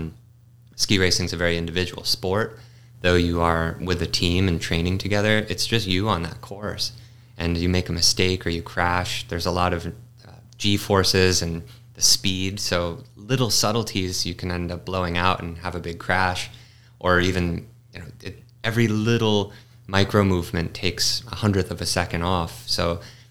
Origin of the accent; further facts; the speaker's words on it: Massachusetts, United States; I grew up in Massachusetts on the East Coast